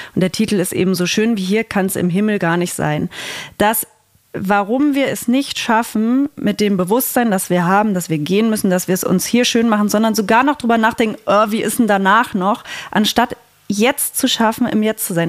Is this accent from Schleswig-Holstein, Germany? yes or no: no; Saxony-Anhalt, Germany; Ich bin ja aus Sachsen-Anhalt.